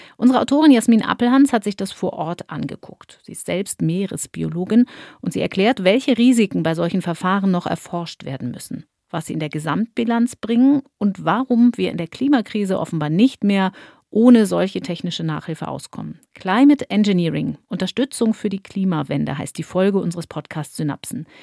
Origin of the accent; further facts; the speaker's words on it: Germany; bei uns in Deutschland